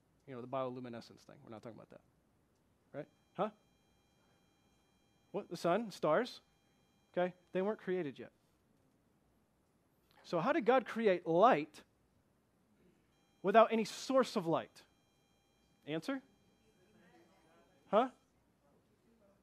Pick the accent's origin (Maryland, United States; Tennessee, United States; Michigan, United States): Michigan, United States; Flint; I come from Flint, Michigan